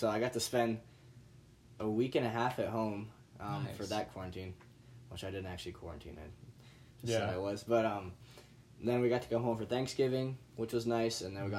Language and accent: English; Ohio, United States; I was from Ohio